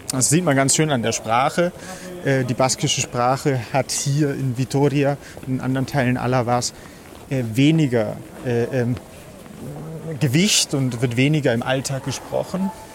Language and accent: German; Germany; für mich als, als Deutscher